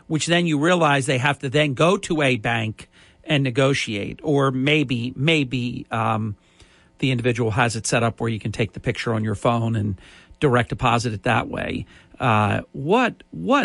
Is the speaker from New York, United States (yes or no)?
no; Ventnor City, New Jersey, United States; in Ventnor, in my hometown